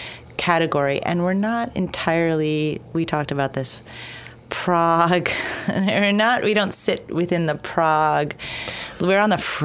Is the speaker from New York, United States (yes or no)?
yes; Poughkeepsie, New York, United States; moved away as an adult; also born or lived in Bronx, New York / India / New Orleans; I grew up in Poughkeepsie, New York.